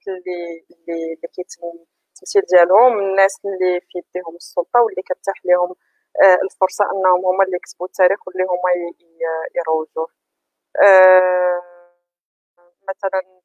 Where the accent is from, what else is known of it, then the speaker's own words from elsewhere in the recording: Morocco; عندنا في المغرب